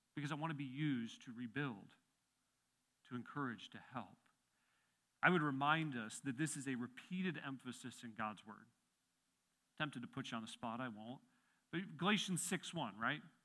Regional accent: Midwest, United States; now in Pennsylvania, United States; I grew up in the Midwest

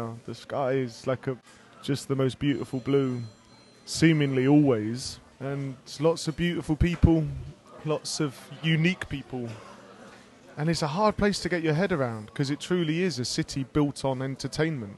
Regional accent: England, United Kingdom; I'm just an English dude

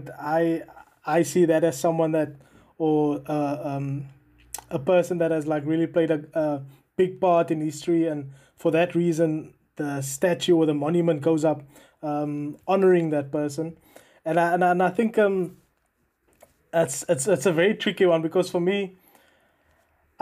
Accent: South Africa; now in United Kingdom; I'm a South African currently living in the United Kingdom

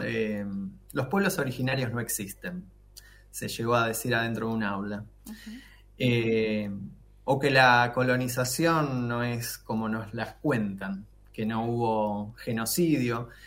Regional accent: Argentina; nosotros como latinoamericanos y propiamente como argentinos, argentinas

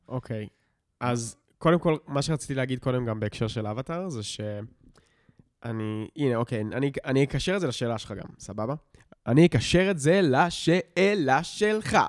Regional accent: Israel; החיים שלנו במושב היו די בסדר

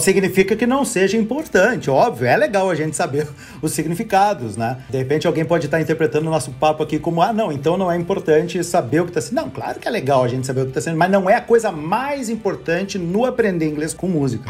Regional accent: Barbacena, Minas Gerais, Brazil; now in Porto Alegre, Brazil; Quando eu era criança pequena lá em Barbacena

